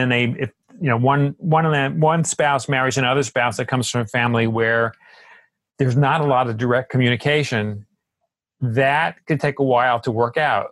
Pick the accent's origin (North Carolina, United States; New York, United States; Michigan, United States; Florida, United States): New York, United States; I'm from New York, and New Yorkers are known for being fast, being blunt